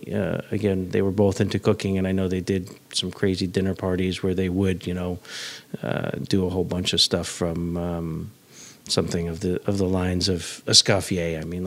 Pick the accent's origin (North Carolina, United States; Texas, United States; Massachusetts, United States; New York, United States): New York, United States; New York City; I grew up on the Upper West Side